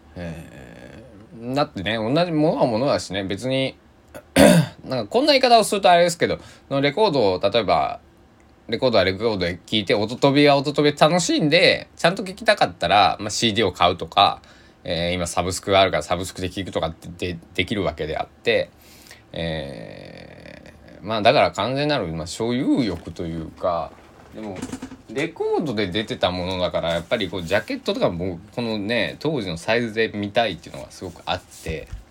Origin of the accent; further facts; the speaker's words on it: Kochi, Japan; 地域に育てられた、えー、っていうね、ことをずっと言ってるんだけれども、えー、高知県佐木市っていう、佐木市の佐木地区のね、えー、大人たちに、えー、ご飯を食べさせてもらって